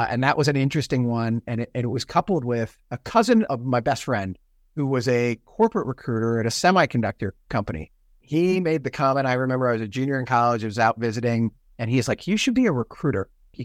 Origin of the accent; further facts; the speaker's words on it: Virginia Beach, Virginia, United States; also born or lived in Pennsylvania / Washington, D.C.; Virginia and Pennsylvania. Virginia Beach, which again, actually, we were in D.C. first because he was at the Pentagon.